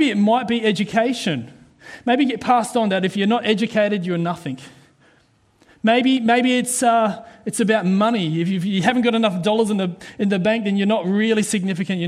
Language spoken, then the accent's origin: English; New Zealand; now in Australia; I'm a Kiwi, all right? Proud to be a Kiwi Aussie. I'm both.